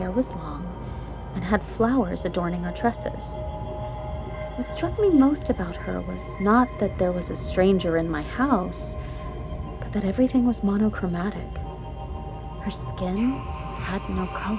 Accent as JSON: {"language": "English", "town": "El Paso", "region": "Texas", "country": "United States", "tie": "born or raised there", "said": "I grew up in West Texas, El Paso specifically"}